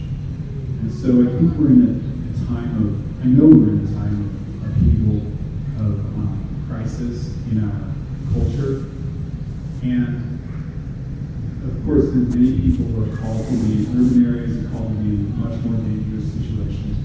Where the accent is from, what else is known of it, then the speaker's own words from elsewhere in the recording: Oregon, United States; moved away; I'm from Oregon